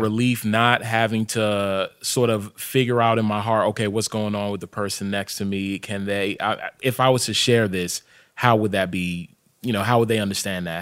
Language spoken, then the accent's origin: English; Hyattsville, Maryland, United States; also born or lived in Sierra Leone; I grew up in Hyattsville, but my family's from Sierra Leone